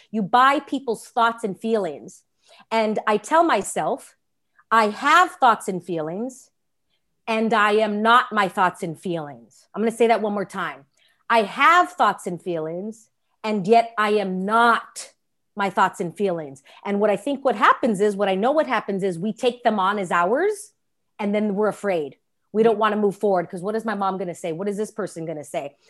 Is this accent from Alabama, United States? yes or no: no; Los Angeles, California, United States; I'm born and raised in Los Angeles, California